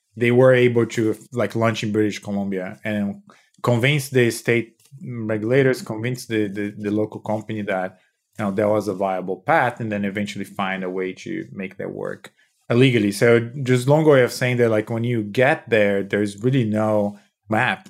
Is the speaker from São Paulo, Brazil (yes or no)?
yes; São Paulo, Brazil; moved away; I, I was born and raised in Brazil